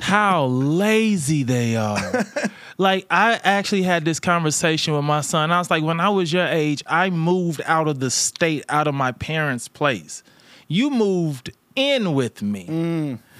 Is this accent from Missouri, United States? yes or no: yes; St. Louis, Missouri, United States; I'm from St. Louis.